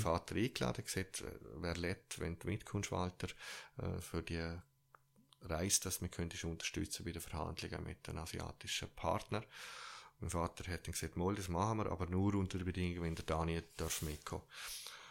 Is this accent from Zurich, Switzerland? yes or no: yes; Zürich, Switzerland; accent: Zürich dialect; ich bin auch Schweizer